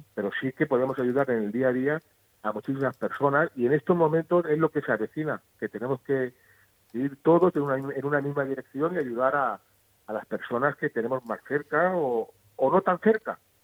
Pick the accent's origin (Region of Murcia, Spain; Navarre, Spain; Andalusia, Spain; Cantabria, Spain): Region of Murcia, Spain; Calasparra; mi pueblo